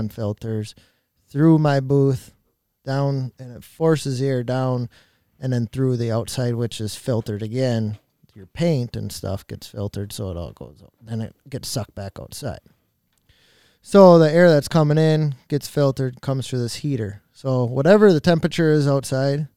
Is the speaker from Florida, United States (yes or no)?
no; Crandon, Wisconsin, United States; I've lived in Crandon my whole life